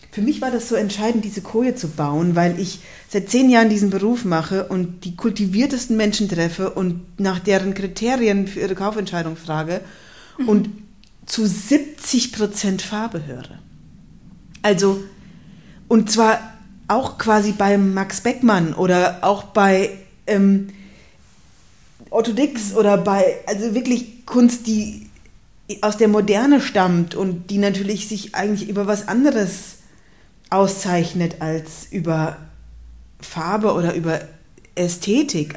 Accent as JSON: {"language": "German", "town": "Darmstadt", "region": "Hesse", "country": "Germany", "tie": "born or raised there", "also_born_or_lived": "Cologne / Zurich", "moved": "as an adult", "said": "dann bin ich eben in Darmstadt aufgewachsen"}